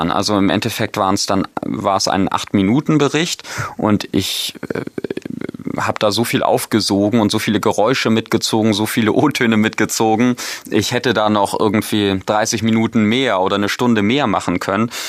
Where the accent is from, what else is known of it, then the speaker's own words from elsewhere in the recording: North Germany, Germany; also ich als Norddeutscher